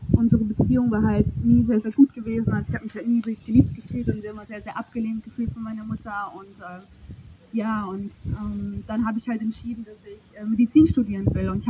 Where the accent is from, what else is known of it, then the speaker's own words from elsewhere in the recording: Germany; also ich bin 26, bin in der Eifel geboren und ich bin römisch-katholisch aufgewachsen.